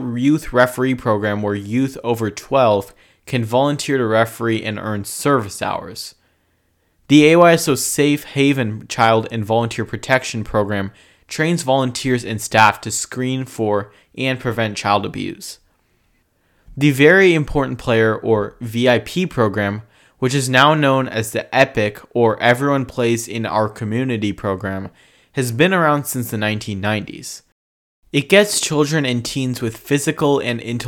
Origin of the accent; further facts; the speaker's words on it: California, United States; my home state of California